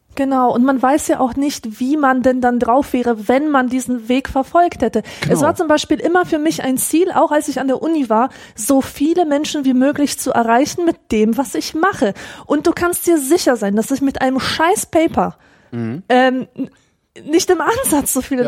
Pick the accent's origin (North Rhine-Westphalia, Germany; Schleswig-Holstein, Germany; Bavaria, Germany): Bavaria, Germany; Augsburg; ich lese vor allem die Lokalzeitung, die Augsburger Allgemeine, naja. und da erfahre ich äh, Erfreuliches aus aus meiner Heimatstadt